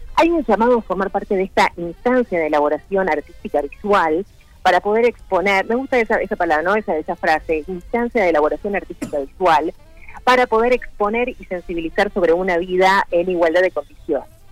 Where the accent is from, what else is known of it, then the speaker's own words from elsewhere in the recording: Montevideo, Uruguay; yo vivía en Montevideo, soy de Montevideo